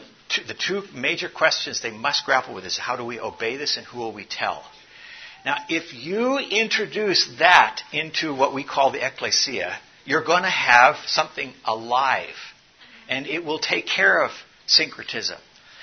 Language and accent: English; South Africa; I grew up in South Africa.